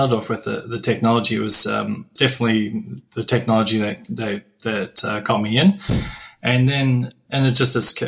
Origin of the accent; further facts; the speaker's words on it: New Zealand; moved away as an adult; also born or lived in United Kingdom; now in Australia; I was born in New Zealand and I've lived in the UK and now I'm living in Australia